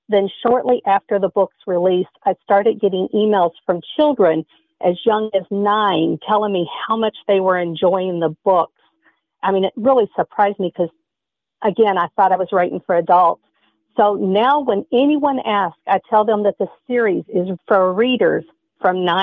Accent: Kentucky, United States; born there; now in Michigan, United States; I live in Michigan. I was born in Kentucky

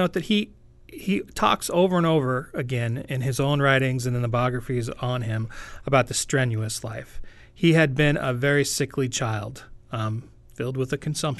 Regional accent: Pacific Northwest, United States; now in North Dakota, United States; I am from the Great Pacific Northwest

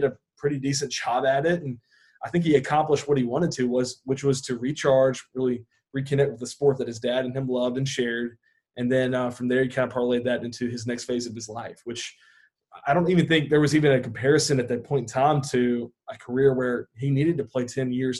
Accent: the South, United States; we all were growing up in the South

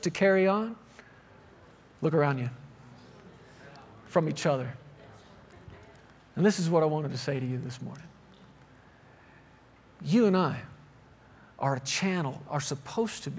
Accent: Texas, United States; I grew up in Texas

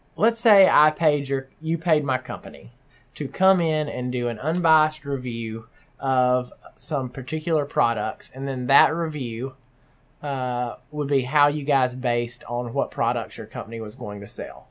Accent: the South, United States; now in Omaha, United States; I'm from the South

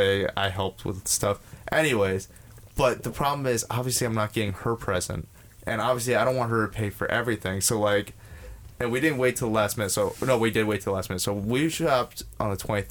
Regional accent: New York, United States; We're from New York.

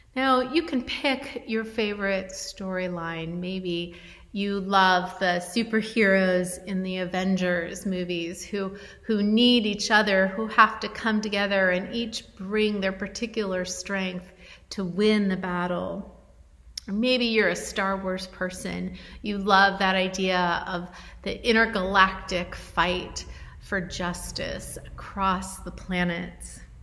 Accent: Western United States, United States; those of us who are from the Western United States

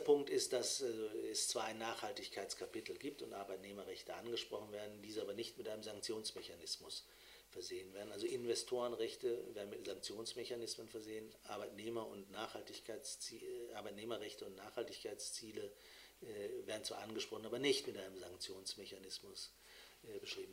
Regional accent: Bremen, Germany; würde ich als Bremer

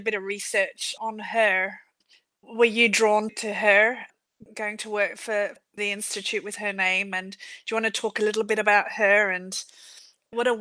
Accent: Adelaide, South Australia, Australia; I'm from Australia, my hometown has just got it so right. It's in Adelaide

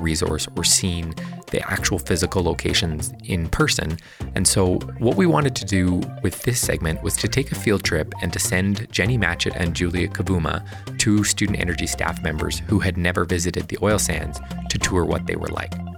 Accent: Fort McMurray, Alberta, Canada; I grew up in Fort McMurray, the heart of Canada's oil sands industry

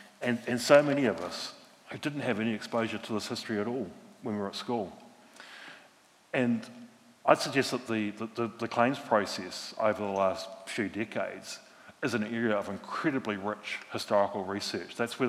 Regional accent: Christchurch, Canterbury, New Zealand; I'm from Christchurch myself, from a big working class Irish Catholic family here. I was the ninth of nine kids.

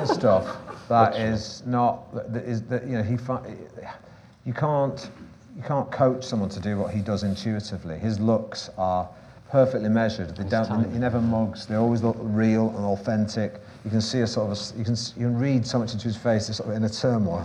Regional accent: Manchester, North West England, United Kingdom; I'm from Manchester

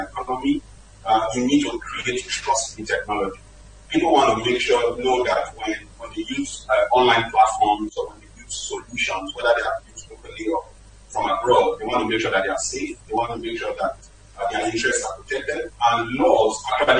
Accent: Nigeria; as a Nigerian

